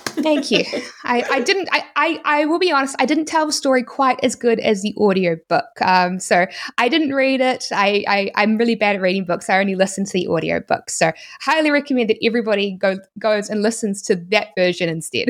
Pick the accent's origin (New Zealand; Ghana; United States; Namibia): New Zealand; accent: New Zealand; my New Zealand accent